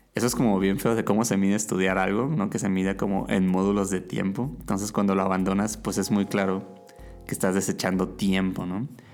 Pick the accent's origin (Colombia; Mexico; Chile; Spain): Mexico; Mazatlán, Sinaloa; Yo estaba estudiando mercadotecnia en la universidad en, Mazatlán, mi ciudad natal